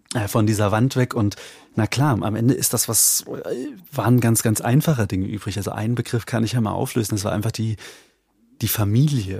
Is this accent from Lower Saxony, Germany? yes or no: no; Eichsfeld, Thuringia, Germany; ich komme aus dem Eichsfeld. Wir reden hier vom, von der Nordspitze Thüringens, tief konservatives, hm. sehr dörfliches, katholisches Eichsfeld